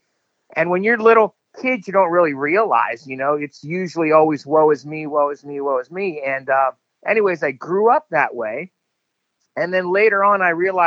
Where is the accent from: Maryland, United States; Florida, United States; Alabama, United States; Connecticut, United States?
Florida, United States; Miami; we grew up in Miami, Florida, in a pretty rough neighborhood.